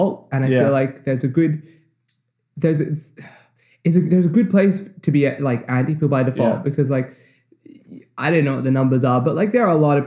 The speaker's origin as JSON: {"language": "English", "country": "Australia", "moved": "yes", "lives_now": "United States", "said": "I'm from Australia, where like everyone is just from Sydney."}